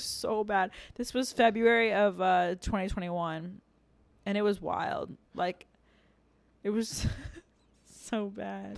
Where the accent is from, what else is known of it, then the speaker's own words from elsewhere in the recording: Annapolis, Maryland, United States; moved away; I'm from Annapolis